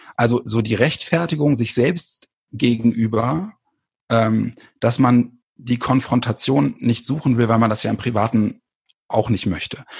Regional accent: Bremen, Germany; moved away as an adult; also born or lived in small town south of Hamburg; now in near Hamburg, Germany; komme aus Bremen

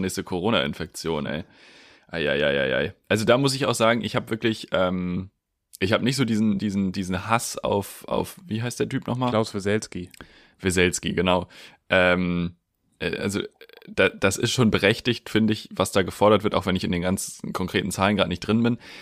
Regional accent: Schleswig-Holstein, Germany; in Schleswig-Holstein gibt es einen, weil das ist ungefähr da, wo ich herkomme

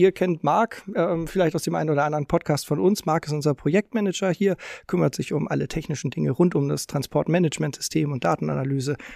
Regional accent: Hamburg, Germany; Ich bin nämlich auch in Hamburg groß geworden

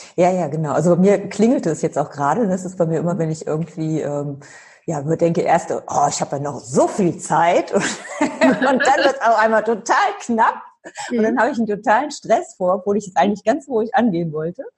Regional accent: Cologne, North Rhine-Westphalia, Germany; also born or lived in Freising; ich komme ja aus Köln oder mhm. aus der Gegend von Köln komme ich, jetzt bin ich tatsächlich in Köln

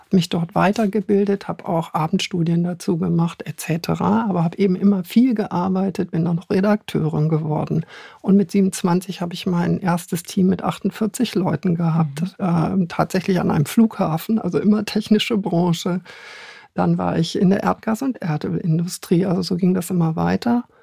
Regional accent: Hanover, Lower Saxony, Germany; vielleicht hört man es noch ein bisschen. Ich bin Hannoveranerin

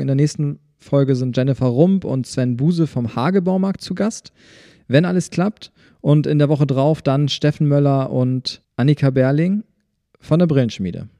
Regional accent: Schwarzenberg, Saxony, Germany; ich bin auch in Schwarzweg aufgewachsen

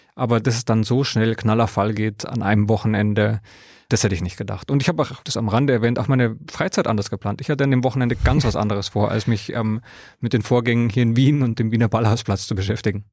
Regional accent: Bavaria, Germany; Ich bin in Bayern aufgewachsen

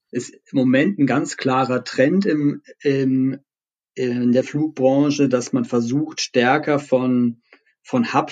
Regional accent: Berlin, Germany; als Berliner hoffen wir natürlich stark darauf

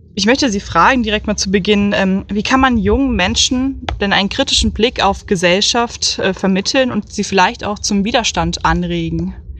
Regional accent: Oberursel, Hesse, Germany; ich komme aus Oberursel bei Frankfurt am Main

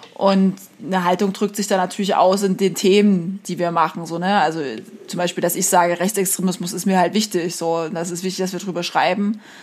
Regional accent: East Germany, Germany; ich komme halt aus Ostdeutschland

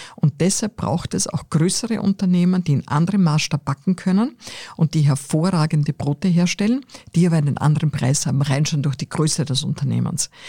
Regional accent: Austria; ich bin am Land aufgewachsen

